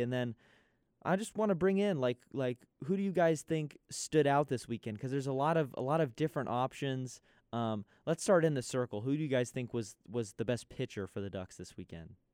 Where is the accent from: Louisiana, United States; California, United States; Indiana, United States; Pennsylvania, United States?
California, United States; San Diego; moved away; San Diego, my hometown.